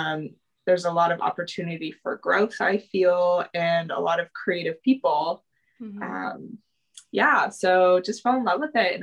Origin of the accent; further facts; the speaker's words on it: Truckee, California, United States; moved away as an adult; also born or lived in Santa Cruz, California; now in Kansas City, United States; Yeah, so I'm from the West Coast. I grew up in a tiny little town called Truckee, California. It's about 45 minutes from Reno, Nevada. And I grew up there.